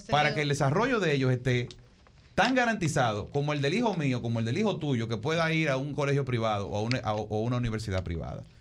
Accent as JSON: {"language": "Spanish", "country": "Dominican Republic", "said": "yo digo, yo lo que soy es dominicano."}